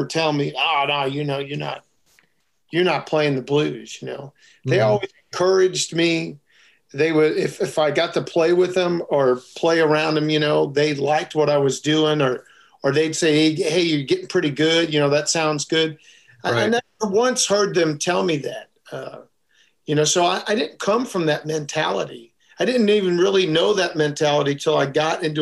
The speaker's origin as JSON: {"language": "English", "town": "St. Louis", "region": "Missouri", "country": "United States", "tie": "born or raised there", "moved": "yes", "lives_now": "Texas, United States", "said": "I grew up in St. Louis, and we are truly, you know, the home of the blues"}